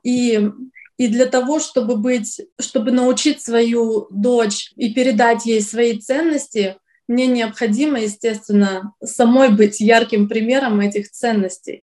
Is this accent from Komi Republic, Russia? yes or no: yes; Syktyvkar, Komi Republic, Russia; now in New York, United States; Я из России, из города Сыктывкар, это Республика Коми, север России